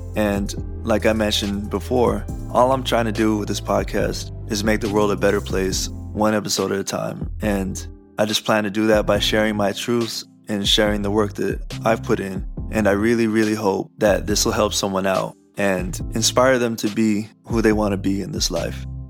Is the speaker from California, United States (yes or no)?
yes; Southern California, United States; we grew up in Southern California